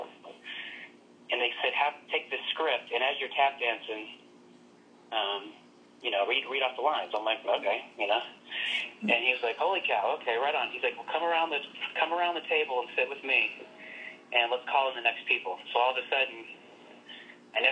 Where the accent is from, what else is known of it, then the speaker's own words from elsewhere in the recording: Oklahoma, United States; I'm from Oklahoma